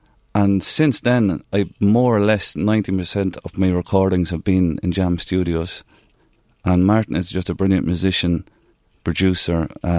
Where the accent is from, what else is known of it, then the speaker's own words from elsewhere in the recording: Navan, Leinster, Ireland; My two big loves growing up in Navan was Navan Amahanis and music.